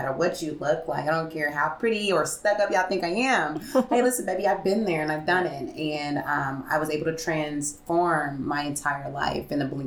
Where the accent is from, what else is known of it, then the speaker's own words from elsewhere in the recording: Springfield, Missouri, United States; We are originated right here in Springfield, Missouri, my hometown.